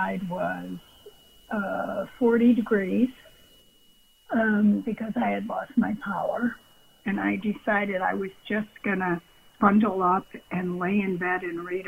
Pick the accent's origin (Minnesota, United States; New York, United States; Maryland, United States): New York, United States; Buffalo; also born or lived in Pennsylvania; now in Colleyville, United States; I'm from Buffalo, New York